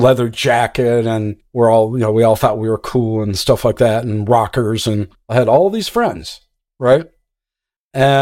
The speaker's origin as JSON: {"language": "English", "town": "Minneapolis", "region": "Minnesota", "country": "United States", "tie": "born or raised there", "said": "I was born in North Minneapolis"}